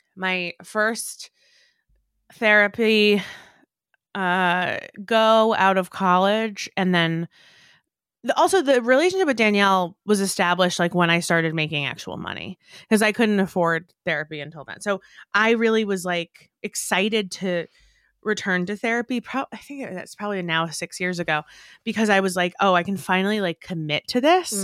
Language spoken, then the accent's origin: English; New York, United States; growing up in New York